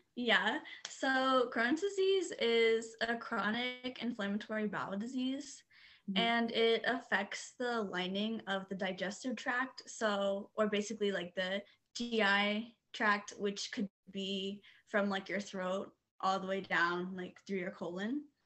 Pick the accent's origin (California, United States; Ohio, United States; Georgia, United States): Ohio, United States; Dayton; also born or lived in Washington; i'm from um, dayton ohio